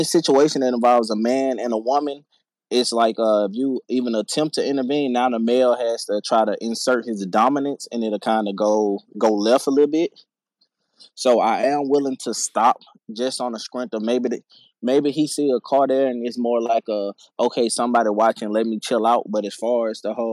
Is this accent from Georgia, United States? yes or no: no; Louisiana, United States; I'm from Louisiana. I've been here my whole life